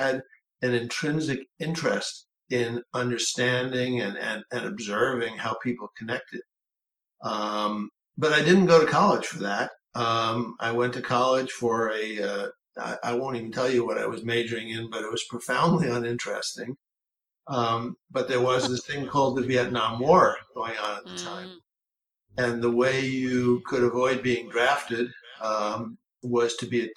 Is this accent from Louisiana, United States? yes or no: no; New York City, New York, United States; I grew up in New York City